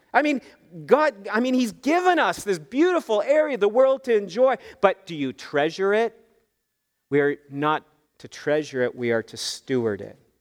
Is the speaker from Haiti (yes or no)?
no; Canada; us Canadians